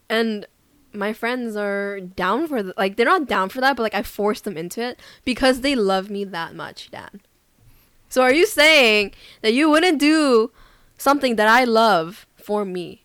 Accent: Vancouver, British Columbia, Canada; moved away as an adult; now in South Korea; I'm Canadian, proud to be Canadian from Vancouver, British Columbia

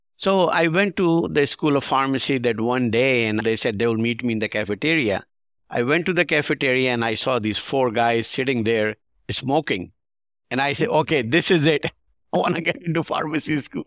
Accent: Pakistan; now in United States; We grew up in Pakistan watching some Hollywood movies

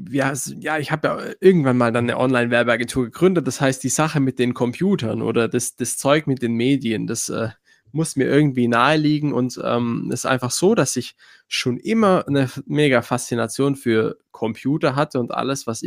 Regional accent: Schwäbisch Gmünd, Baden-Württemberg, Germany; accent: Swabian; ich komme aus Schwäbisch Gmünd, bin hier auch geboren. Man hört es wahrscheinlich auch immer mal wieder, äh, das Schwäbisch raus.

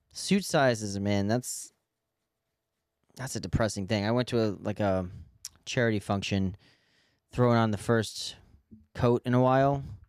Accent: New York City, New York, United States; as a New Yorker

